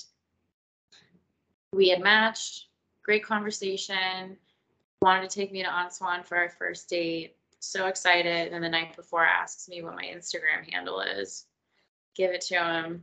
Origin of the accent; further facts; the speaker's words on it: Miami, Florida, United States; I'm from Miami